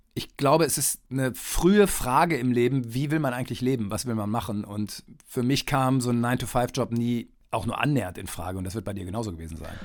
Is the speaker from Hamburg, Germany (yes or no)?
no; East Westphalia-Lippe, North Rhine-Westphalia, Germany; moved away; also born or lived in Saarbrücken / Mainz / Munich / Kiel; ich bin Westfale, also Ostwestfale-Lipper